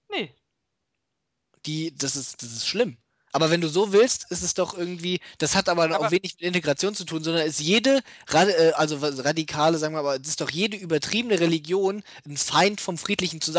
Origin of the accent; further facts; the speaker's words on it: Germany; born there; Wir sind Deutsche, wir sind hier geboren.